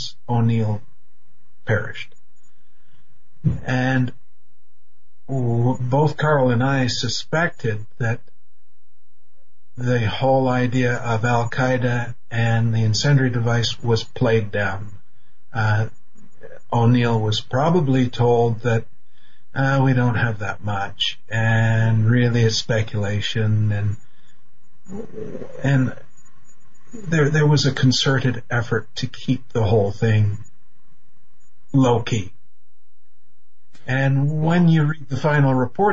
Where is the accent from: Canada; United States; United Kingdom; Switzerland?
Canada; I'm Canadian